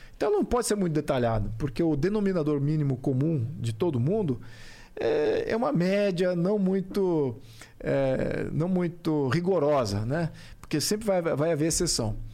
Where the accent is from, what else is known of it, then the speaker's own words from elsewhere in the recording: Brazil; como brasileiro, aqui como cientista político